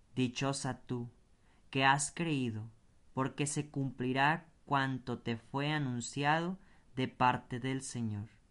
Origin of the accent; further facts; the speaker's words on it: Mexico; te lo pido como mexicano